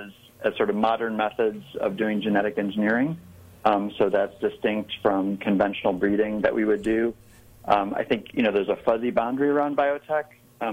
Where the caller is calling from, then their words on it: Raleigh, North Carolina, United States; I'm calling from Raleigh, North Carolina.